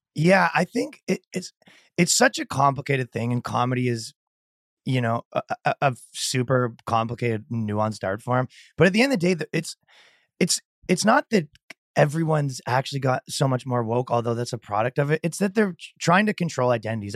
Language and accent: English; Canada; moved away as an adult; also born or lived in New York; now in Miami, United States; I'm from Canada and I moved to America pretty recently